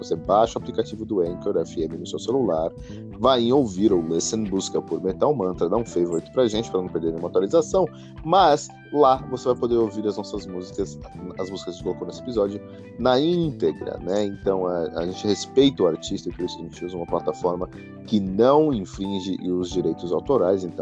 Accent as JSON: {"language": "Portuguese", "town": "Belo Horizonte", "region": "Minas Gerais", "country": "Brazil", "said": "Sim, sou mineiro, exatamente."}